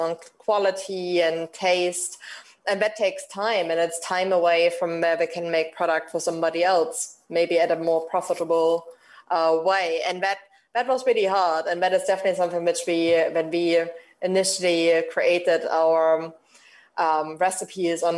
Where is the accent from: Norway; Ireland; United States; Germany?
Germany; moved away as an adult; now in United Kingdom; we are obviously coming from Germany and having lived in the UK for such a long time